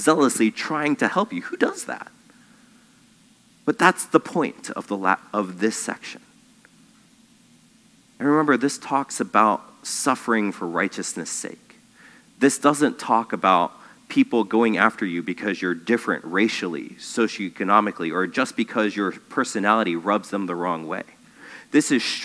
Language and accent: English; United States; I'm an American Christian